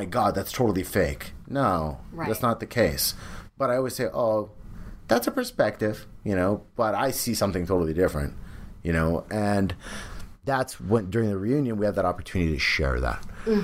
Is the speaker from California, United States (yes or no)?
yes; San Jose, California, United States; moved away as an adult; now in Los Angeles, United States; Bay Area, those are my roots. That's where I'm from